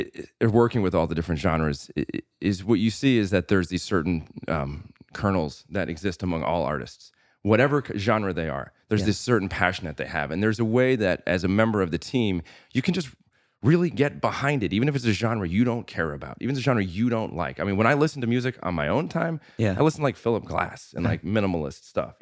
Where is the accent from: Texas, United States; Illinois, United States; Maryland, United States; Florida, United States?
Illinois, United States; Normal; So your punk rock scene isn't this little town that you live in. It's, so I grew up in a town called Normal, Illinois.